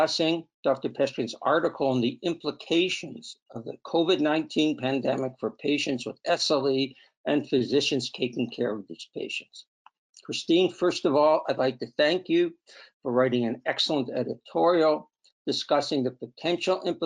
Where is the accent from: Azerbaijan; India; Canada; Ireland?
Canada; we're Canadian